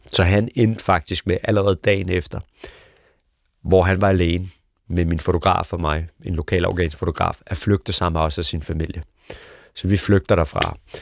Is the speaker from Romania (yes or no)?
no; Copenhagen Western Suburbs, Capital Region of Denmark, Denmark; born or raised there